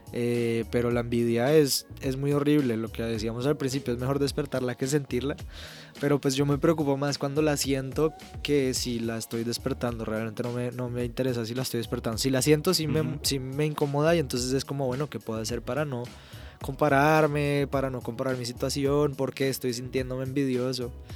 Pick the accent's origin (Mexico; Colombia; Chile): Colombia; yo soy colombiano